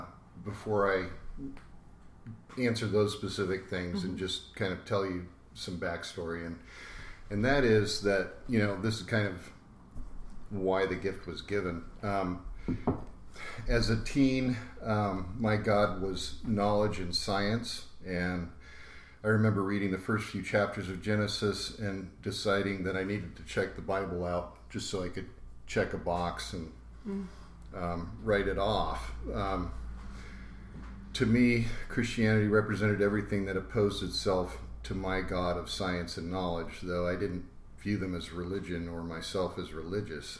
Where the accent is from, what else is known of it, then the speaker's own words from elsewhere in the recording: San Jose, California, United States; It was the late 70s, and I grew up in San Jose